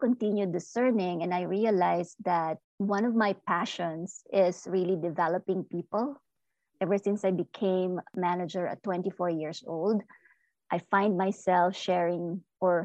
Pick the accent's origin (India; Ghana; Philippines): Philippines; now in United States; I am an immigrant. I am Filipino-American